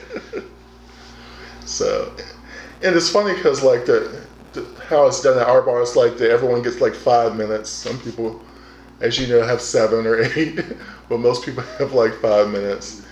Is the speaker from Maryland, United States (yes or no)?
yes; Prince George's County, Maryland, United States; moved away; I grew up in Prince George County